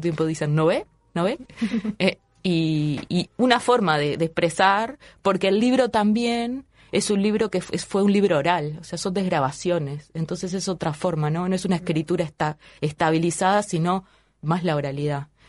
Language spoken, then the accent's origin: Spanish; Uruguay